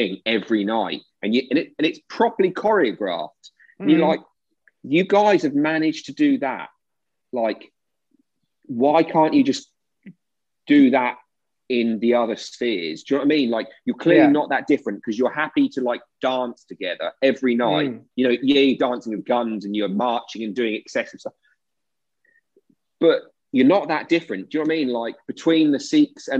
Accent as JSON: {"language": "English", "country": "United Kingdom", "said": "as a Brit"}